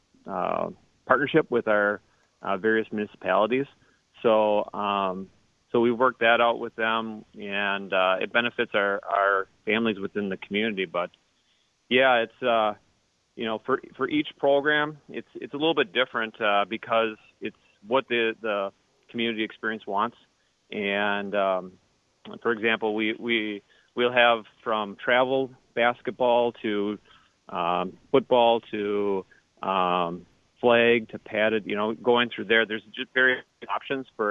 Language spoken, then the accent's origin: English; Muskego, Wisconsin, United States; also born or lived in Mukwonago, Wisconsin; I grew up actually in Muskego. And then I transferred out halfway through my high school years and graduated from Iguanago